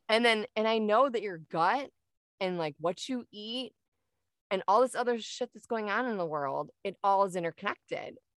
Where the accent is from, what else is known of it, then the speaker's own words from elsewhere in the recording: Michigan, United States; moved away as an adult; now in Arizona, United States; I'm originally from Michigan and moved down here a couple years ago